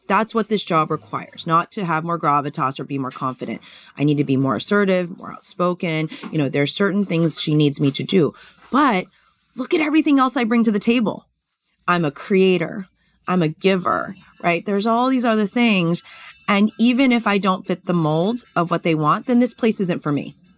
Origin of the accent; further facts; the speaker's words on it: California, United States; I grew up in California